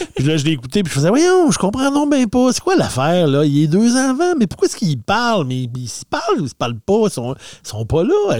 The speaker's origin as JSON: {"language": "French", "area": "Saguenay", "region": "Quebec", "country": "Canada", "said": "dans mon coin de pays, moi je viens du Saguenay, on avait le cinéparc Chicoutimi"}